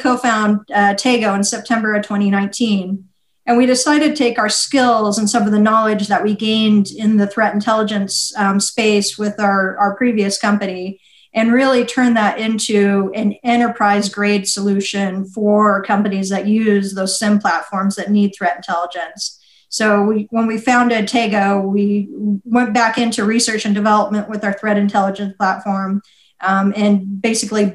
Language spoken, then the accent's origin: English; Las Vegas, Nevada, United States; moved away as an adult; also born or lived in Kosovo; I'm from Las Vegas.